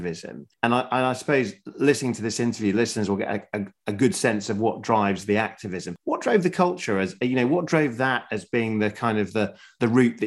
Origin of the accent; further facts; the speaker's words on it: Sheffield, Yorkshire and the Humber, United Kingdom; I'm from Sheffield